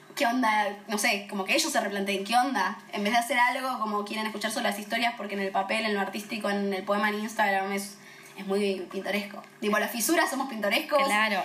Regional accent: Temperley, Buenos Aires Province, Argentina; una piba de Temperley

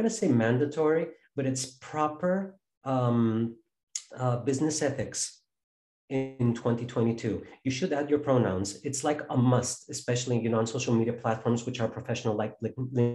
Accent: Chicago, Illinois, United States; my hometown of Chicago

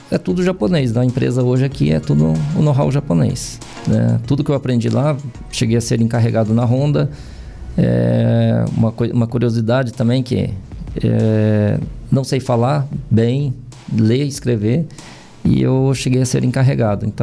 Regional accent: Castro, Paraná, Brazil; moved away; also born or lived in Japan; em Castro mesmo.

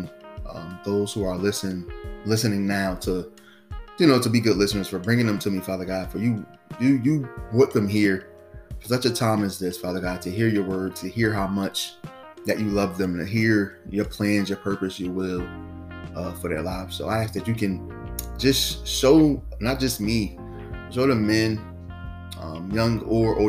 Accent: New Jersey, United States; I'm from New Jersey, and I serve in the teen ministry

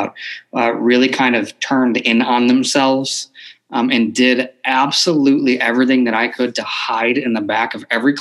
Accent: Buffalo, New York, United States; moved away; I grew up in Buffalo, New York. So that's originally I am from New York

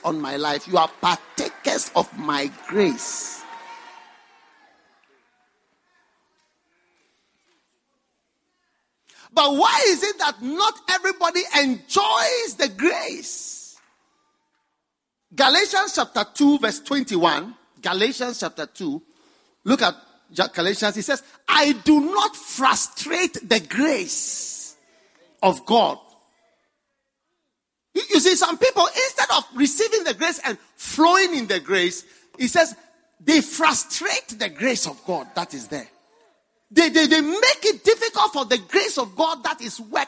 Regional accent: Ghana; I came from far from Ghana

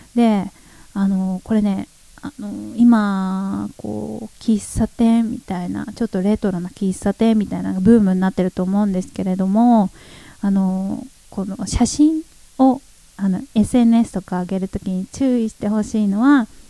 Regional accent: Sosa, Chiba, Japan; 地元ですね私が生まれ育った町千葉県匝瑳市

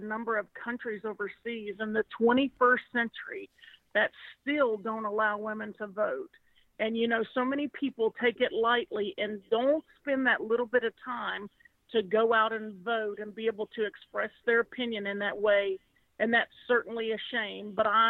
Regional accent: Marion, Virginia, United States; now in Bristol, United States; I live in downtown Bristol now. I grew up in Marion, Virginia, but I live in downtown Bristol

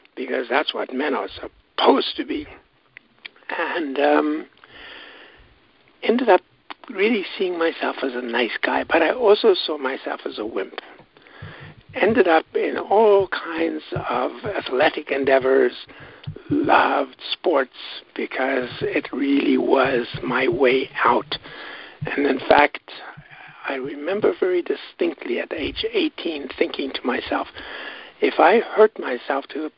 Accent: Johannesburg, Gauteng, South Africa; now in Canada; grew up in South Africa. in fact, was born in Johannesburg

